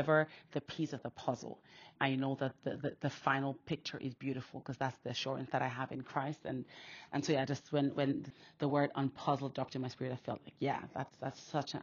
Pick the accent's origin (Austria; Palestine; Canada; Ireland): Austria; now in United Kingdom; I was born and raised in Austria, actually, so I have two Nigerian parents, and I now live in the UK